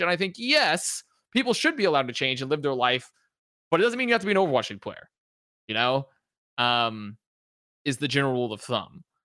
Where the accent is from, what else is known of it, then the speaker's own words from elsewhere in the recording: the South of the US, United States; growing up in the South of the U S